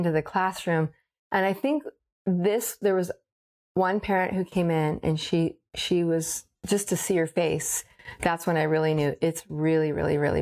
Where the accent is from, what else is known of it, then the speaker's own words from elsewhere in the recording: Paradise, California, United States; I was born and raised here